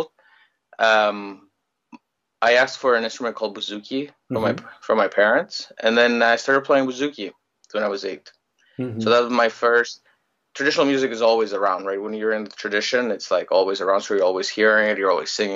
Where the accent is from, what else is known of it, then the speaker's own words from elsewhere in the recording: Greece; moved away as an adult; also born or lived in Ottawa, Canada / Oxford, England; now in Toronto, Canada; I was born in Greece. I grew up in Greece my whole life, and well, not my whole life until I was 20.